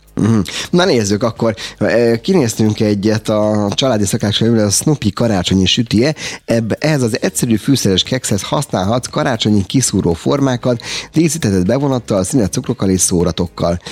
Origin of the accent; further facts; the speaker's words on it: Hungary; mi magyarok vagyunk